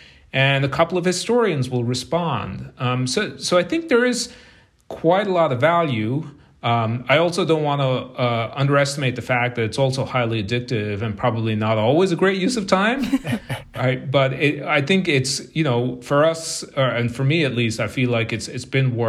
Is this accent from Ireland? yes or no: yes; Munster, Ireland; moved away as an adult; But I left Ireland when I was a graduate student. So I went to the University of Limerick, which is in the southern part of Ireland. It's right next to County Kerry, which is where I grew up.